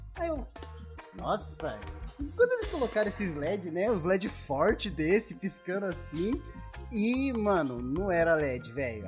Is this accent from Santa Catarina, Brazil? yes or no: no; São Roque, São Paulo, Brazil; E a gente é de São Roque